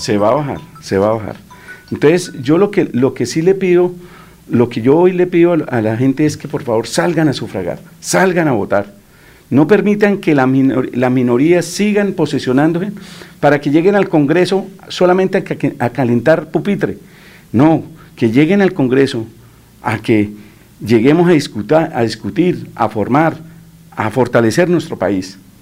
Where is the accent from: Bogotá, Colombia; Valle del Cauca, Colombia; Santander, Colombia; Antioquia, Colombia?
Santander, Colombia; Mogotes; Yo nací en Mogotes, me encanta ah, mi tierra, me adoro mi tierra